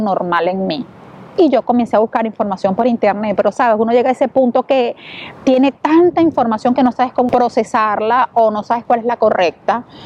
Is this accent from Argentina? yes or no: no; Venezuela; moved away as an adult; now in Italy; Venezuela, que todos saben eh, la situación crítica y la crisis humanitaria que hay en mi país